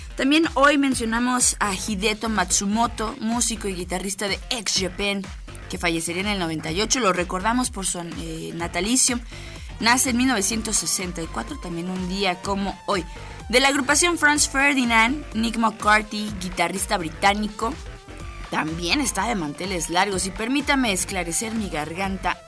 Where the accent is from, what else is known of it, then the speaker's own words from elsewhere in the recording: Mexico; parte de los mexicanos